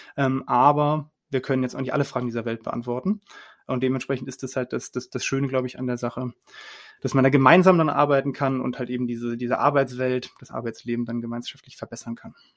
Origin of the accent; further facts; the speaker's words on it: Cologne, North Rhine-Westphalia, Germany; ich rede auch als Kölner